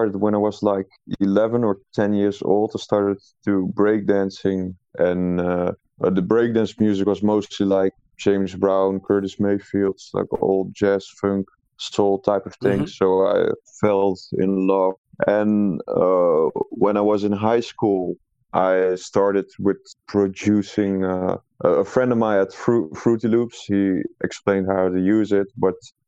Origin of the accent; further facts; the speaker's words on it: Netherlands; I'm not actually from Amsterdam, but from a small town that's 2 hours away from Amsterdam